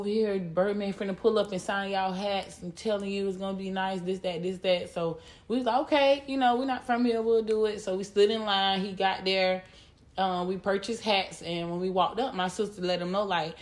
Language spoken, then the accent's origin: English; Jacksonville, Florida, United States; also born or lived in Tallahassee; I'm from Jacksonville. Okay. Born and raised.